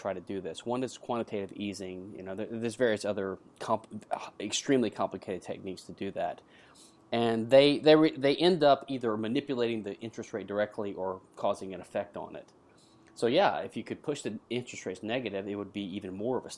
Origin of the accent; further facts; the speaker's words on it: United States; now in Houston, United States; I live in Houston, Texas, the USA. I'm an American patent attorney